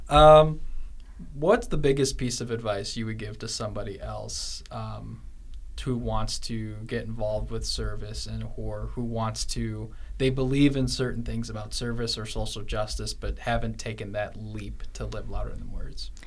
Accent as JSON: {"language": "English", "region": "Illinois", "country": "United States", "said": "I'm from Illinois"}